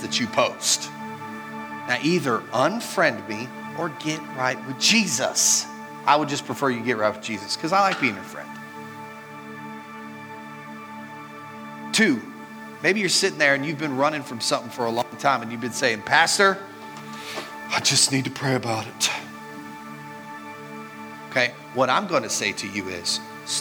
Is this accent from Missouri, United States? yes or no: no; Mineral Wells, Texas, United States; moved away; also born or lived in Marietta; I was born in Mineral Wells, Texas